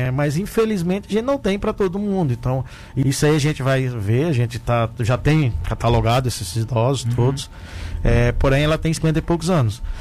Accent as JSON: {"language": "Portuguese", "town": "Mossoró", "region": "Rio Grande do Norte", "country": "Brazil", "tie": "born or raised there", "moved": "as an adult", "lives_now": "Tubarão, Brazil", "said": "E então eu nasci lá. Aí logo pequeno, assim, com seis anos, a gente foi morar em Mossoró. Então cresci em Mossoró e saí para fazer medicina."}